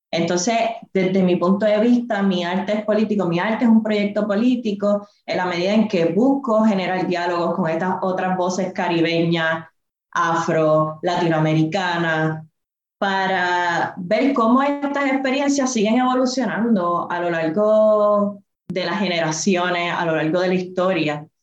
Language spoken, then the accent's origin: Spanish; Adjuntas, Puerto Rico; soy del barrio Portillo de Ajuntas, del Montecito, vengo de, de trabajar en la finca y coger café de toda mi vida